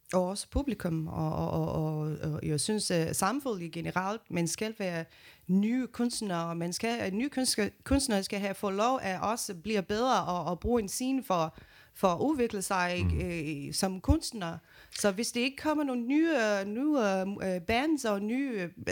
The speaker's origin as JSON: {"language": "Danish", "country": "Brazil", "second_language": "Danish", "moved": "yes", "lives_now": "Denmark", "said": "jeg kommer fra Brasilien"}